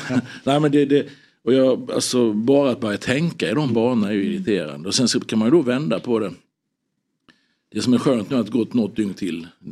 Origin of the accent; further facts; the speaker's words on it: Sweden; som svensk alltså medborgare